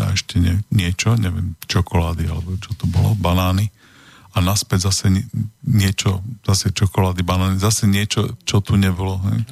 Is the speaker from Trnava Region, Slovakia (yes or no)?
no; Prešov, Prešov Region, Slovakia; moved away; ja som z východného Slovenska, ak vieš, z toho Prešova.